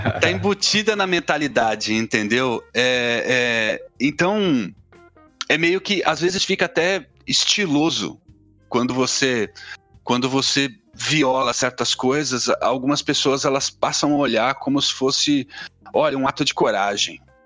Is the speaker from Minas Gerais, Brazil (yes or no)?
no; São Paulo, Brazil; eu venho de periferia de São Paulo